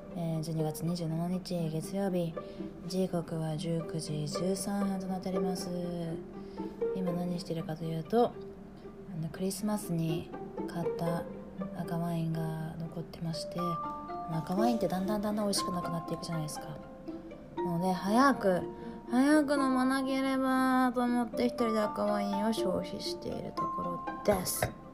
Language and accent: Japanese; Japan; 私帰国子女ないんですよねもうあの100%のあのピュージャパニーズ